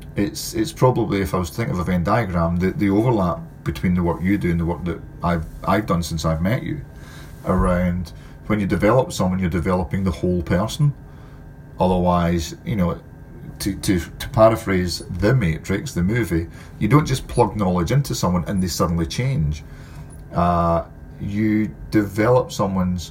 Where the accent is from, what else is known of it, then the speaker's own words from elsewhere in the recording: Scotland, United Kingdom; Being Scottish